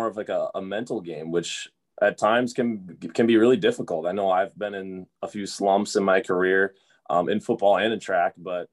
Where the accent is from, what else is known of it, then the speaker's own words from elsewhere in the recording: Kimberly, Wisconsin, United States; moved away as an adult; now in Fargo, United States; Born and raised in Kimberly, Wisconsin